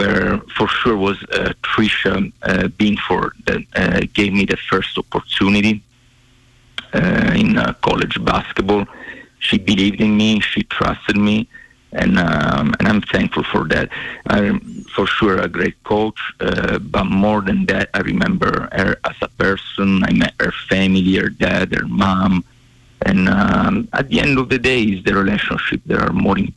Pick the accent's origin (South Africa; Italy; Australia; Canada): Italy; Sicily; moved away as an adult; also born or lived in Bozeman, Montana; now in Arizona, United States; I come from Sicily in Italy